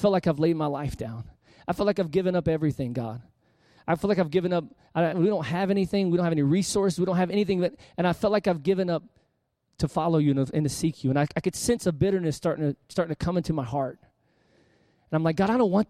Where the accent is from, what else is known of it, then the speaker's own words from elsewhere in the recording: Panama City, Florida, United States; also born or lived in Harrisburg, Pennsylvania; my hometown, Panama City, Florida